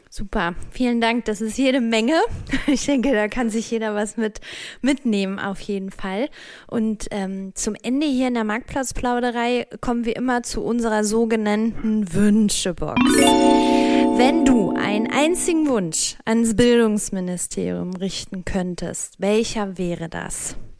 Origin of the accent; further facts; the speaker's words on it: North Rhine-Westphalia, Germany; moved away; ich schicke liebe Grüße in meine Heimat Nordrhein-Westfalen